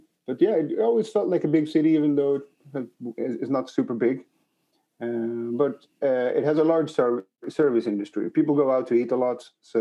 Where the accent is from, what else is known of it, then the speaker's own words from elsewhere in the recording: Malmö, Skåne, Sweden; moved away as an adult; now in Rotterdam, Netherlands; I was born in Sweden in 1979